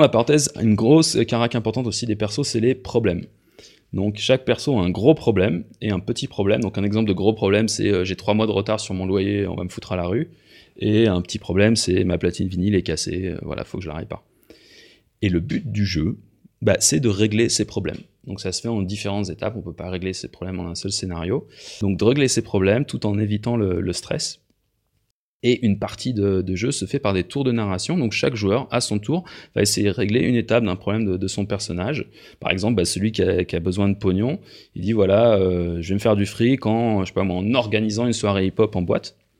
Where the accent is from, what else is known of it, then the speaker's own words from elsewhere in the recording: France; now in Switzerland; moi je suis français, mais je vis en Suisse depuis un certain temps